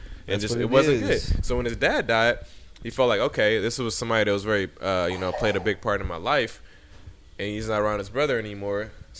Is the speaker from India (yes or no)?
no; Nigeria; I'm Nigerian.